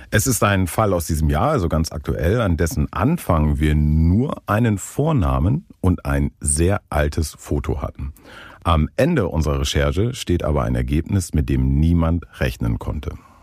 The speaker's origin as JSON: {"language": "German", "region": "Northern Germany", "country": "Germany", "tie": "born or raised there", "moved": "yes", "said": "in Norddeutschland an meine Heimat"}